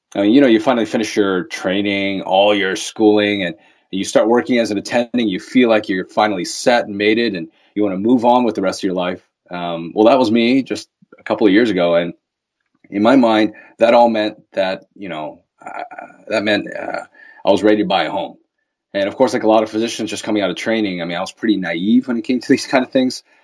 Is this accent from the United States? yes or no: yes; Baltimore, Maryland, United States; moved away as an adult; now in Los Angeles, United States; I'm originally from Baltimore, Maryland, or Balmer, as we call it